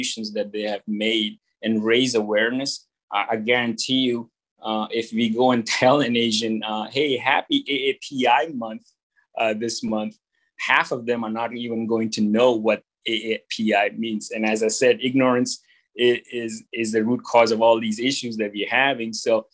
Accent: India; moved away; growing up in India as a Chinese

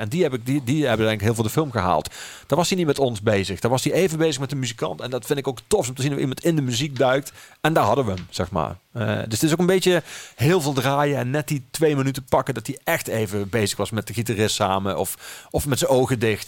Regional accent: Geleen, Limburg, Netherlands; also born or lived in Amsterdam; now in Maastricht, Netherlands; Geleen, mijn geboortestad

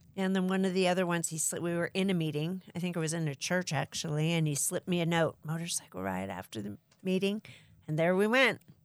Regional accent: Pasadena, California, United States; also born or lived in Arizona; I am from Southern California, Pasadena.

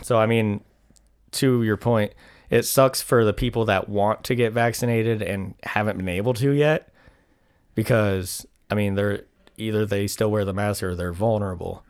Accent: United States

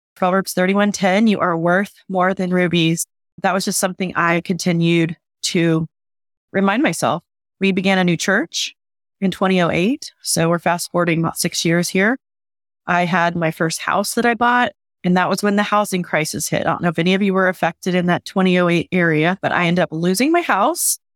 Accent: Oklahoma, United States; moved away; I'm originally from Oklahoma, so we are considered Southern

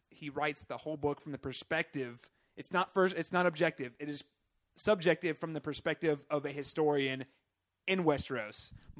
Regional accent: Midwest, United States; Growing up in the Midwest

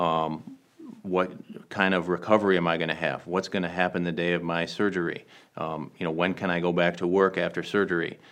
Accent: Michigan, United States; moved away as an adult; also born or lived in Washington, D.C.; now in Southern California, United States; I grew up in Michigan

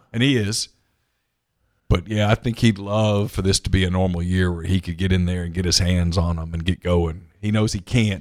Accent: Ruston, Louisiana, United States; moved away as an adult; now in Mississippi, United States; I grew up in Ruston, five minutes from Grambling

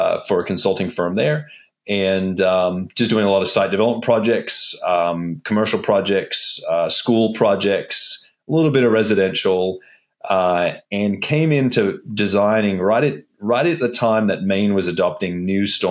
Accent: Australia; moved away; also born or lived in Wollongong; I grew up in Australia. That's why my voice or accent is a little bit strange

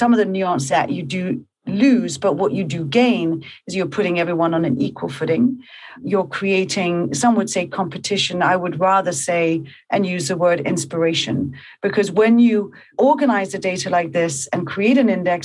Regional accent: Copenhagen, Capital Region of Denmark, Denmark; moved away as an adult; also born or lived in New York; I'm from Copenhagen. And I moved to New York

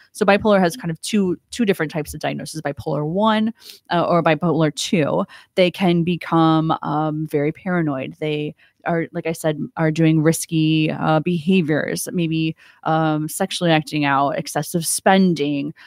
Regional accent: Ohio, United States; moved away as an adult; also born or lived in Fort Lauderdale, Florida; now in Stuart, United States; I'm from Ohio.

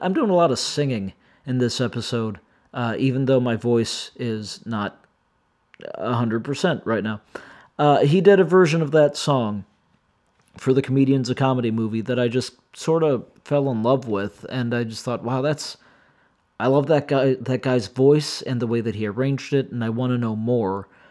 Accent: Midwest, United States; I grew up in the Midwest

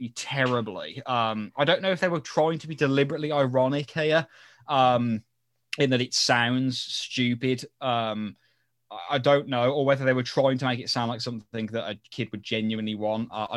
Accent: United Kingdom; we're British

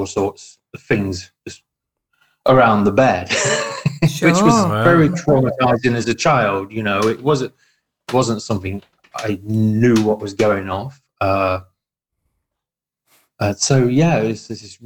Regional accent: Farnsfield, East Midlands, United Kingdom; moved away as an adult; also born or lived in Nottingham / Ollerton / Rainworth; now in Australia; I was born in Nottingham, spent most of my life living around Nottingham. Some of the little villages around there. I mean, I grew up in Farnsfield

